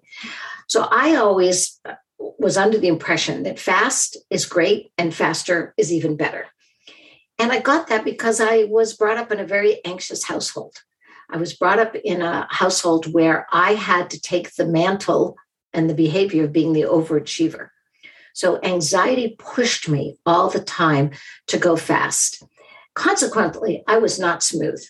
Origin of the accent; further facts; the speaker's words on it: Boston, Massachusetts, United States; I'm from Boston. We literally call ourselves massholes.